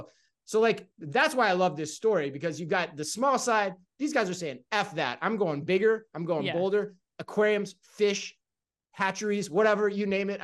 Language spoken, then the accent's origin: English; Tempe, Arizona, United States; it's right next to Tempe too, where my hometown is, where I hail from, where I'm planning to be over the holidays